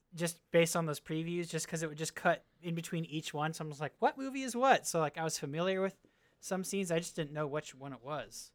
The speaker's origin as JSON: {"language": "English", "region": "California", "country": "United States", "tie": "born or raised there", "said": "I grew up in California where our football team was okay"}